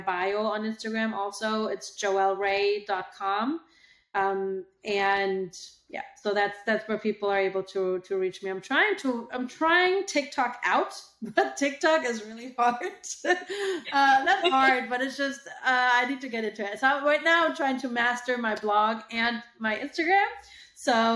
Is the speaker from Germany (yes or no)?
yes; Germany; moved away as an adult; now in United States; I moved to the US from Germany